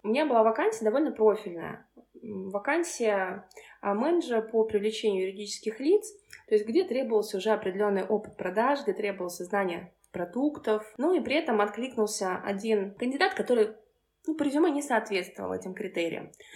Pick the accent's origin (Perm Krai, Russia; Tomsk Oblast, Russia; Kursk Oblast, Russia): Kursk Oblast, Russia; Kursk; moved away as an adult; now in Moscow, Russia; я вообще родом из Курска и переехала в Москву пять лет назад